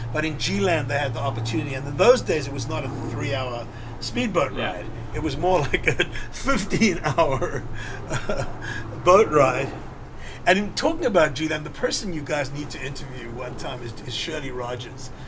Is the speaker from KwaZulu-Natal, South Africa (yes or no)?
no; Cape Town, Western Cape, South Africa; moved away as an adult; also born or lived in New York; we grew up in Seapoint together